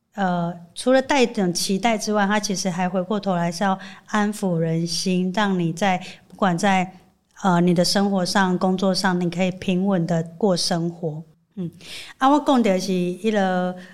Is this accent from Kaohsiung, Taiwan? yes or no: no; Chiayi, Chiayi City, Taiwan; 对我们嘉义人来说